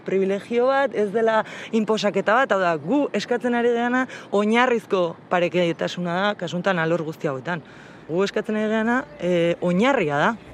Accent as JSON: {"language": "Basque", "region": "Basque Country", "country": "Spain", "said": "Euskal Herrian bizi naiz, Euskalduna naiz, emakumea naiz eta langilea naiz"}